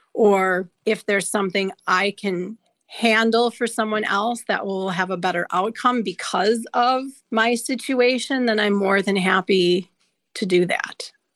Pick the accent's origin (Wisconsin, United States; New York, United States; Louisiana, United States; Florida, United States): Wisconsin, United States; just north of Milwaukee; So I grew up just north of Milwaukee, the city of Milwaukee, in an area that was rural